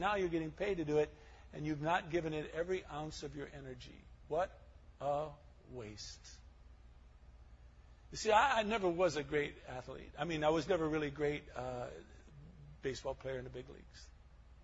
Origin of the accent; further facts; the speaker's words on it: Highland Park, Michigan, United States; moved away; I was born and raised in Highland Park, Michigan, right near Detroit